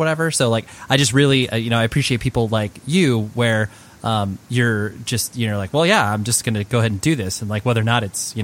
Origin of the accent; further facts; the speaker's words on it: Orange County, California, United States; also born or lived in Las Vegas, Nevada; I was born in Vegas, but then moved out to like Orange County essentially when I was like 7 or 8